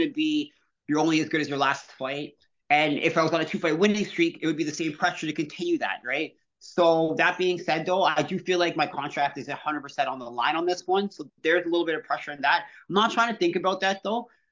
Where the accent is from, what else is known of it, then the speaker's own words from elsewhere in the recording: Canada; a Canadian athlete